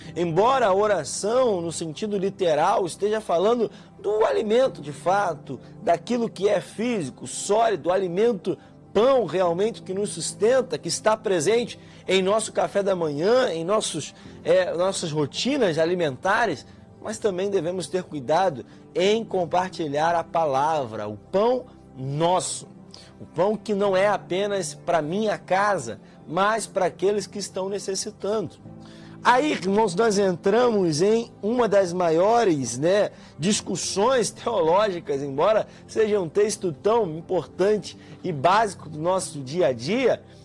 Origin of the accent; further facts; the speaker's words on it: Brazil; Nós, como bons brasileiros, almoçamos nosso arroz com feijão.